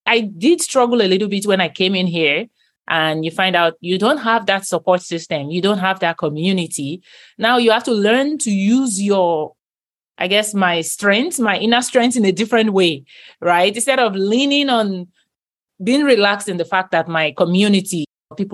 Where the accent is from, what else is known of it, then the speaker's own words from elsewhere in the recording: Nigeria; moved away as an adult; now in United States; Christianity growing up in Nigeria was like the norm